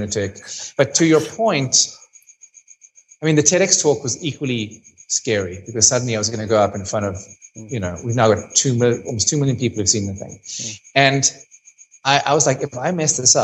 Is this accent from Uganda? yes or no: no; South Africa